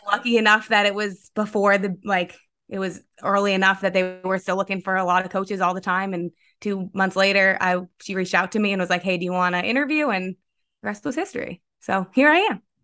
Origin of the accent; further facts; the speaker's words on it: Vermont, United States; also born or lived in Pennsylvania; I hail from Vermont. I grew up in Vermont